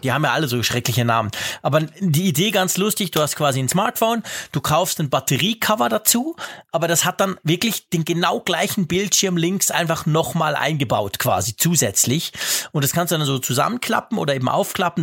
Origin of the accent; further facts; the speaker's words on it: Switzerland; also born or lived in Bern; bei uns in der Schweiz